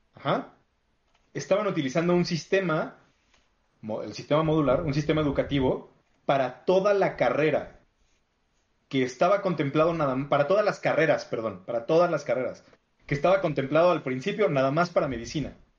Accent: Mexico

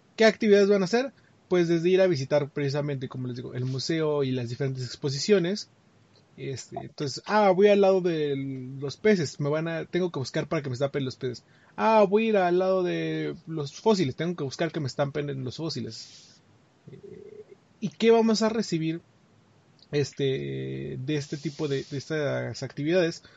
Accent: Mexico; para nosotros los mexicanos

